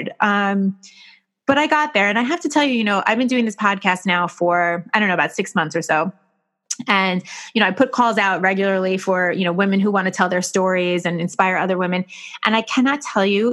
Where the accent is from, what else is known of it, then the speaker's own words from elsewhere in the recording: New York, United States; I'm a New Yorker